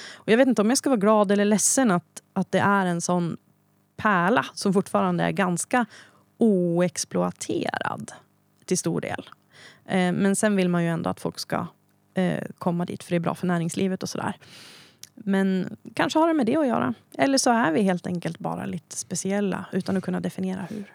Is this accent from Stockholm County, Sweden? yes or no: no; Hälsingland, Gävleborg County, Sweden; also born or lived in Söderala; jag kommer från Hälsingland. Eh, när jag föddes var min mamma sjutton bara. Eh, så vi bodde kvar hemma hos mormor och morfar i Söderara. Sen träffade hon Bertil, eh, och vi flyttade till Norrara, eh, där jag då är uppvuxen